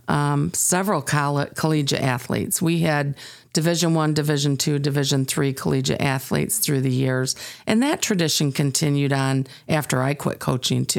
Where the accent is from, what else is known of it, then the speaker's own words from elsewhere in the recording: Sterling, Illinois, United States; I grew up here in Sterling, Illinois